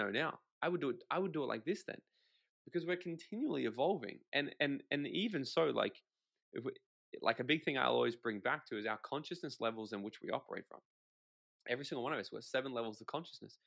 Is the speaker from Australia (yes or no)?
yes; Australia; I'm Australian.